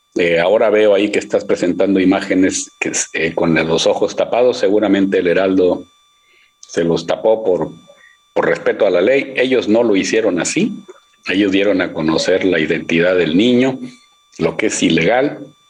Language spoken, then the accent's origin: Spanish; Monterrey, Nuevo León, Mexico; yo soy de Monterrey